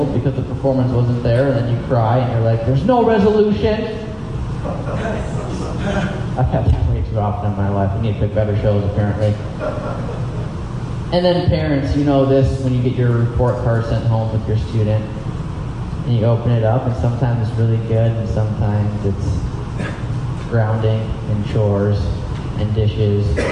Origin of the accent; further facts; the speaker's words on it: United States; As an American in the 21st century